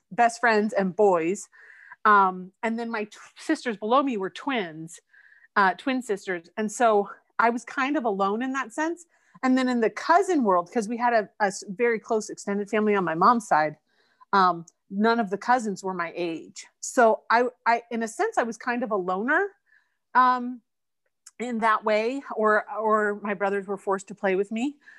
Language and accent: English; Eugene, Oregon, United States; I grew up in Eugene, Oregon, and I lived in the same house my whole life.